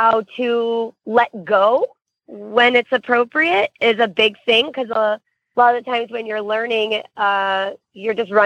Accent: Florida, United States; I'm from Florida, so I am used to heat

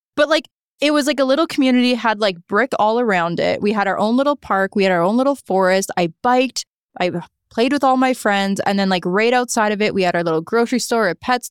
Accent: Niagara Falls, Ontario, Canada; also born or lived in St. Catharines; now in Toronto, Canada; I actually lived in Niagara Falls. I grew up there.

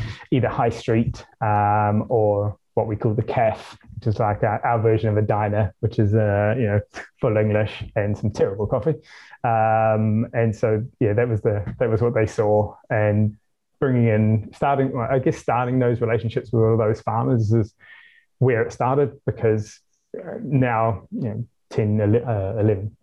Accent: New Zealand; now in London, United Kingdom; I'm from New Zealand

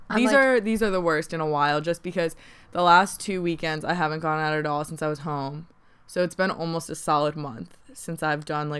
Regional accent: Connecticut, United States; moved away; growing up in Connecticut

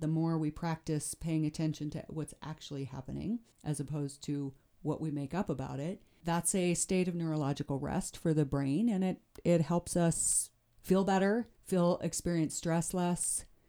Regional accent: Shell, Wyoming, United States; also born or lived in Greybull, Wyoming; now in Jackson, United States; I grew up in northern Wyoming

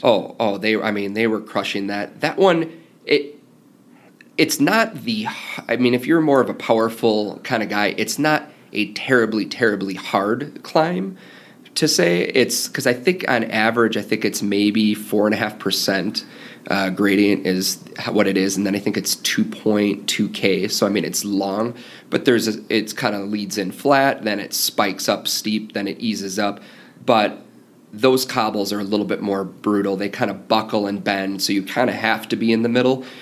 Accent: Midwest, United States; growing up in the Midwest, that's kind of the kind of the same kind of roots that I came from

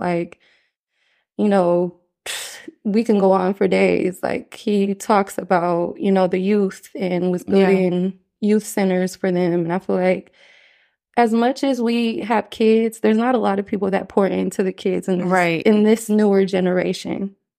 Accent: United States; it was really hard growing up in the States with a mother that's not from this country.

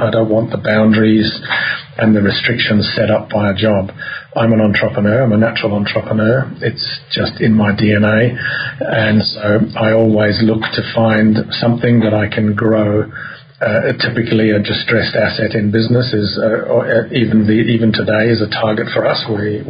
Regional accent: Zimbabwe; first language Bemba; English is a second language; also born or lived in South Africa; my first language was actually Bemba. And parents moved to what was then Rhodesia in the early 60s, and of course, I went and found the black kids there, and my first language became Shona.

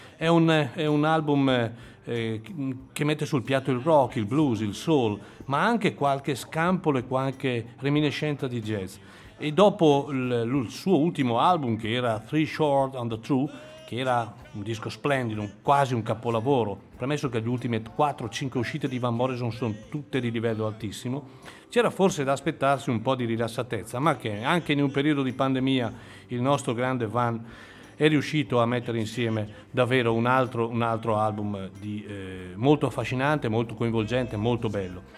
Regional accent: Chiari, Lombardy, Italy; sono un Clarence, si dice così. Quelli che nascono a Chiari in questa cittadina

